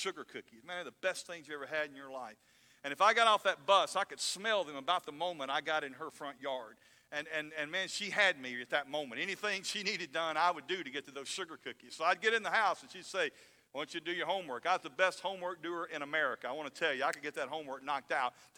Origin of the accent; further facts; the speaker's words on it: North Alabama, United States; I grew up in North Alabama